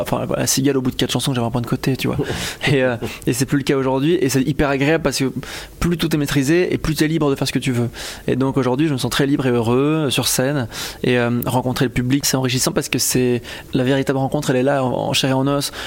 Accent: Belgium; loin de chez moi, parce que je suis belge

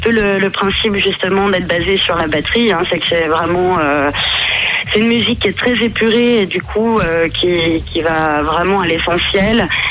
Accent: Jura, Bourgogne-Franche-Comté, France; On est originaire euh, du Jura, des cascades des Hérisson

